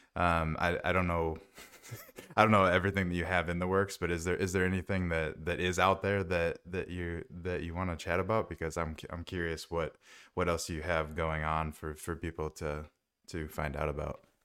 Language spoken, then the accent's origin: English; Minnesota, United States; I grew up in Minnesota